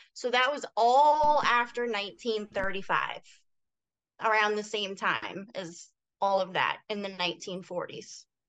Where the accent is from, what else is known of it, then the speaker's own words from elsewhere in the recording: Massachusetts, United States; moved away; I'm actually from Massachusetts originally. I don't live there now, but that's where I was born and raised